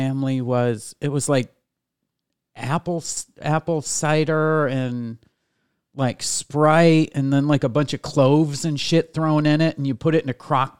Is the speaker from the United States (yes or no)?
yes; upstate New York, United States; I was a white kid from upstate New York.